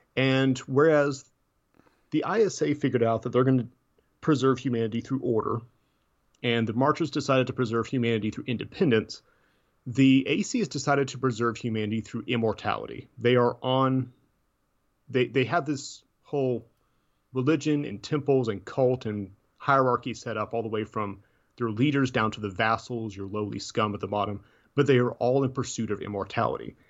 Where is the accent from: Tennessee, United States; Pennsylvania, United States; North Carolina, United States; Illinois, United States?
Tennessee, United States; I'm from Tennessee. I don't pronounce things right anyways